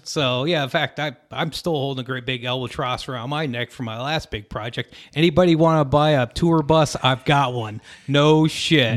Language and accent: English; Lamar, Colorado, United States; moved away as an adult; also born or lived in Syracuse, New York / Austin, Texas; we get dropped in the middle of nowhere, Southeast Colorado. And, uh, it's a little town, it was called Lamar. Great place to have grown up